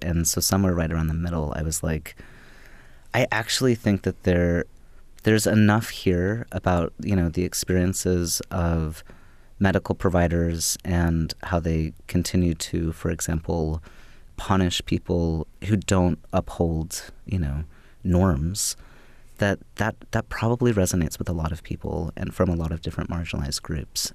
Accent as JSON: {"language": "English", "town": "Louisville", "region": "Kentucky", "country": "United States", "tie": "born or raised there", "also_born_or_lived": "Bloomington, Indiana", "moved": "as an adult", "said": "I grew up in Louisville, Kentucky, and moving to Bloomington, Indiana, it was the first, it was the first place that I moved away from"}